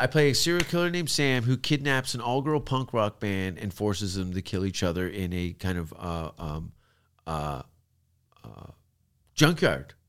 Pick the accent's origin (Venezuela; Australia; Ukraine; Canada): Canada; accent: Canadian; moved away as an adult; also born or lived in London, United Kingdom; now in Los Angeles, United States; my Canadian accent